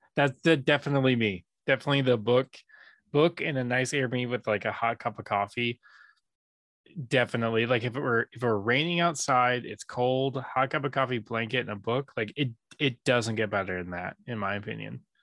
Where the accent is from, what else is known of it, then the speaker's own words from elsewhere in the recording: San Diego, California, United States; also born or lived in Japan; growing up in San Diego